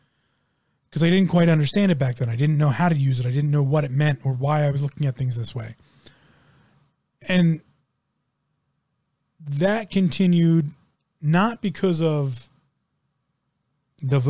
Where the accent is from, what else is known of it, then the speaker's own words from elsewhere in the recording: United States; I grew up in one of the richest counties in the United States of America